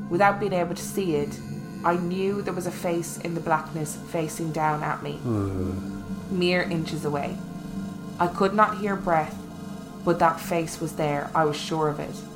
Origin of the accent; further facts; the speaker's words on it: Illinois, United States; farm was in rural Illinois, near a town of about 900 people, mostly Norwegian farmers. It was like growing up in Lake Wobegon.